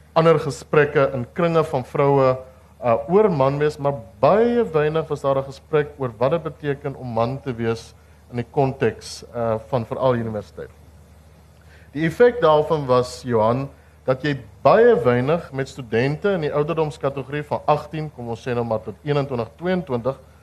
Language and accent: Afrikaans; Upington, Northern Cape, South Africa; Ek kom uit Appington uit